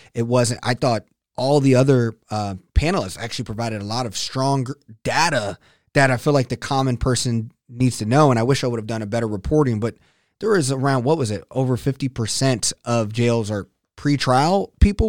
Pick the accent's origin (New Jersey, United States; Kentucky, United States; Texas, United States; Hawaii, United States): Texas, United States; as a Texan